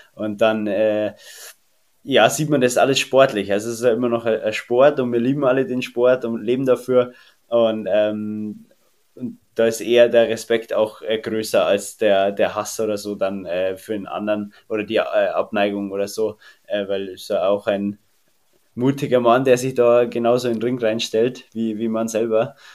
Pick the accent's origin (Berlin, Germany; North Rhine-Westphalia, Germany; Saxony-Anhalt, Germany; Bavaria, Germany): Bavaria, Germany; Erding; accent: Bavarian; moved away as an adult; also born or lived in Landshut; Geboren in Landshut, aber aufgewachsen in der Herzogstadt Erding